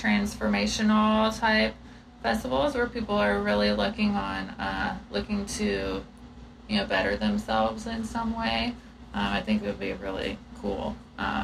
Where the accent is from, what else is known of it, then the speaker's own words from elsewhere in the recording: South Georgia, United States; I'm from South Georgia and people are Christian